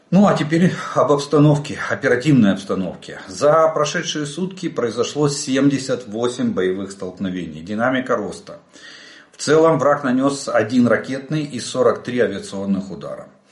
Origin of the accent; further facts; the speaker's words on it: Ukraine; мы из Украины